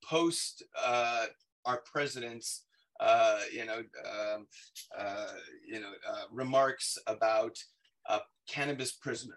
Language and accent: English; Southern California, United States; moved away; I'm originally from Southern California, where we legalized back in 1996.